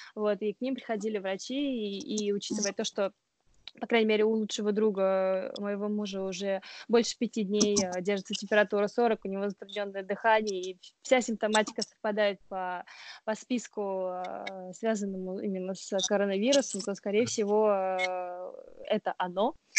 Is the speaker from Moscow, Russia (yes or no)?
no; Oryol Oblast, Russia; now in Strasbourg, France; я, например, из Орловской области